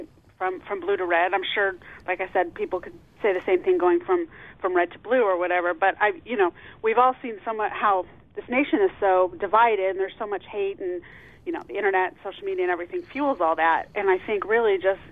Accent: San Diego, California, United States; moved away as an adult; now in Terre Haute, United States; I was raised in San Diego

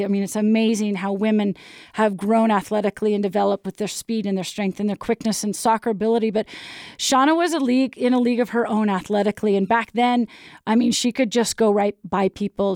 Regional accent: Portland, Oregon, United States; moved away as an adult; now in Utah, United States; I grew up in Portland, Oregon

